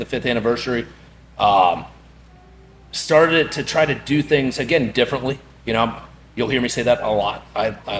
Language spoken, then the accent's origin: English; Kentucky, United States; now in Florida, United States; I grew up in Kentucky